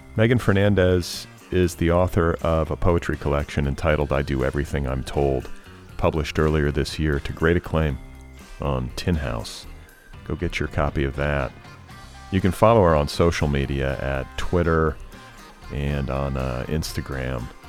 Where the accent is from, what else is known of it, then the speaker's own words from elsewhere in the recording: United States; the privilege of growing up here